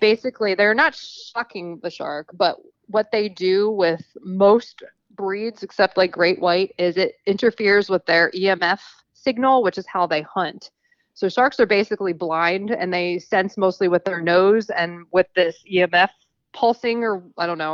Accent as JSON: {"language": "English", "region": "New Jersey", "country": "United States", "moved": "as an adult", "lives_now": "Texas, United States", "said": "I'm originally from New Jersey."}